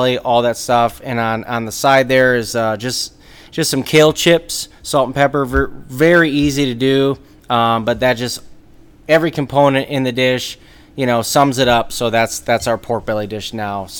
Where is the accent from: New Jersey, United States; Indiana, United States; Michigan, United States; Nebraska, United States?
Michigan, United States; Saginaw; moved away as an adult; also born or lived in Chicago, Illinois / Las Vegas, Nevada; now in Traverse City, United States; I'm from Saginaw, Michigan. Originally, so I was born and raised in Saginaw